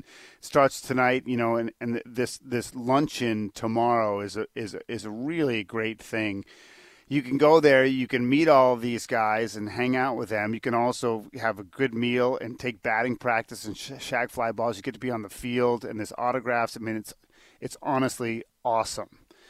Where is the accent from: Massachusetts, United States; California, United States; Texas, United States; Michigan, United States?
Massachusetts, United States; Boston; I grew up in the Boston area